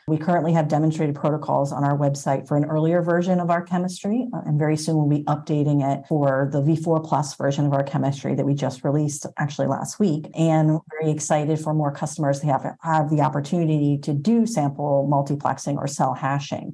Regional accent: upstate New York, United States; moved away as an adult; also born or lived in New Jersey / Boston area, Massachusetts; now in Boston, United States; I grew up in upstate New York and then went to college in New Jersey at Princeton University for molecular biology

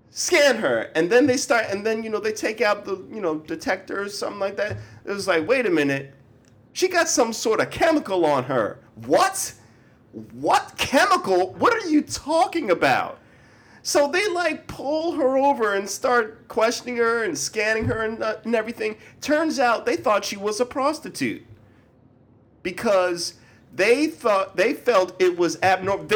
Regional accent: Baltimore, Maryland, United States

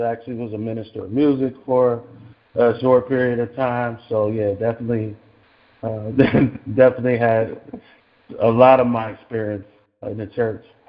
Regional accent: Cleveland, Ohio, United States; moved away as an adult; now in Los Angeles, United States; I was I was born and raised in Cleveland, Ohio.

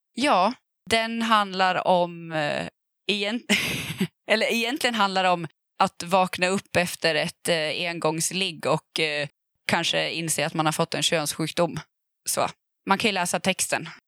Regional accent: Gävle, Gävleborg County, Sweden; jag är uppvuxen i Gävle

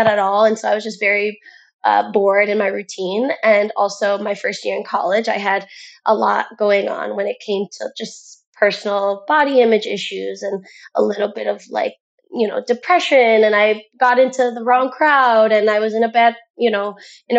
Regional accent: Cleveland, Ohio, United States; moved away as an adult; now in Naples, United States; I'm originally from Cleveland, Ohio

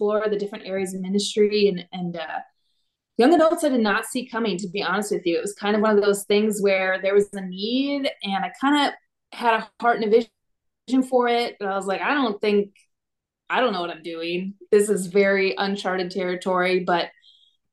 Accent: northern Minnesota, United States; also born or lived in Alexandria, Minnesota; it all started back in northern Minnesota. I grew up in a pastor's family

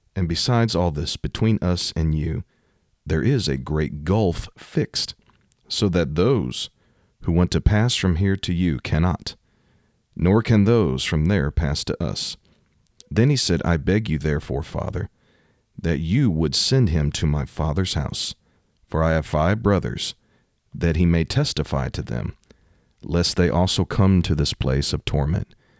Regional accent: Missouri, United States; Missouri, my home state

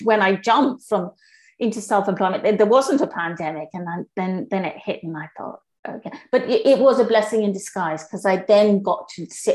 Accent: Kenya; now in United Kingdom; I grew up in Kenya

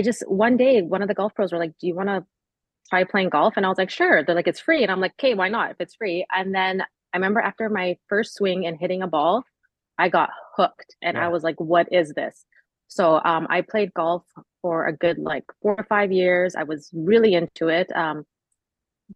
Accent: Richmond, British Columbia, Canada; now in Langley, Canada; I was born and raised in beautiful Richmond, BC, back in the 80s.

